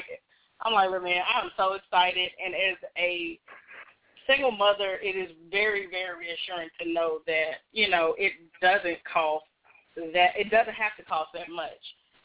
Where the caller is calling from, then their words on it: Kentucky, United States; Hello, this is … calling from Kentucky.